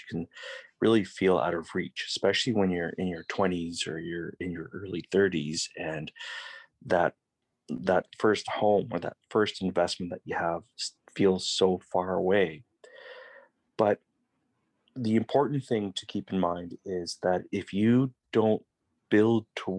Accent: Victoria, British Columbia, Canada; I grew up in VicWest, which is really close to downtown

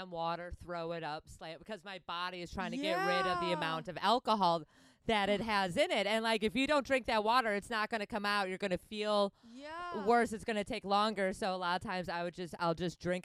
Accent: Wisconsin, United States; I'm from Wisconsin

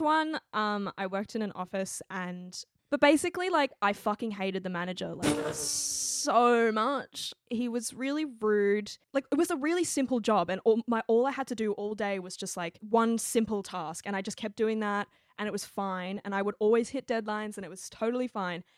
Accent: Australia; my background is, I'm Chinese Australian

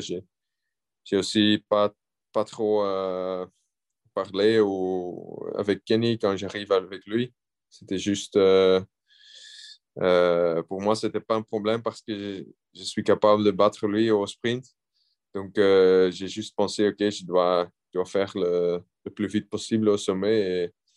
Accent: Belgium; je suis belge

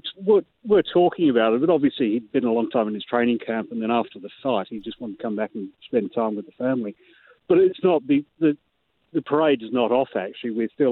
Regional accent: Sydney, New South Wales, Australia; also born or lived in Hammersmith, London; now in Morecambe, United Kingdom; I'm from the large island, Australia. I was brought up in Sydney, not Melbourne.

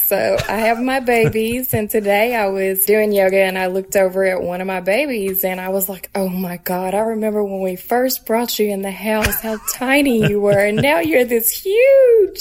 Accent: Tennessee, United States; moved away as an adult; now in Brooklyn, United States; I'm originally from Tennessee

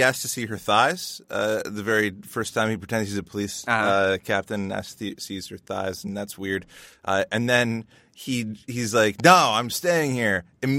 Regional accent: Canada; We're Canadian.

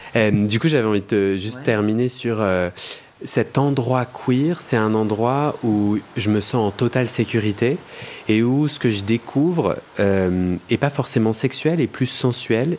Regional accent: Paris, Île-de-France, France; je suis parisien.

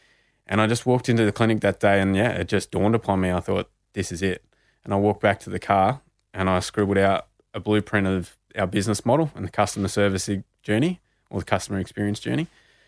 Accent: Bendigo, Victoria, Australia; because being Indigenous and growing up in Bendigo, you know, in the 90s and early 2000s, the only Indigenous people I saw succeeding were all sports people.

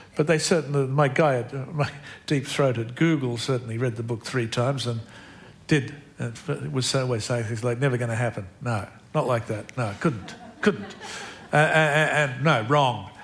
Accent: Australia; I'm Australian.

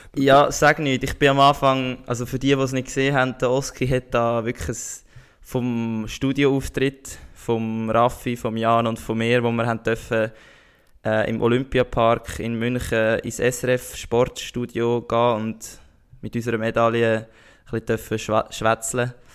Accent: Switzerland; bei uns in der Schweiz

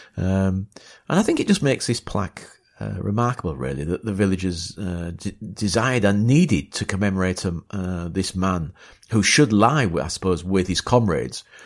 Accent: Beverley, Yorkshire and the Humber, United Kingdom; I'm from East Yorkshire, and, uh, uh, went to school in Beverley

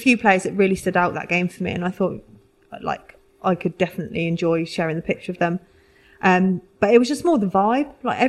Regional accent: Fareham, South East England, United Kingdom; I'm from the South, yeah. So I grew up in a place called Fareham, which is in between Portsmouth and Southampton.

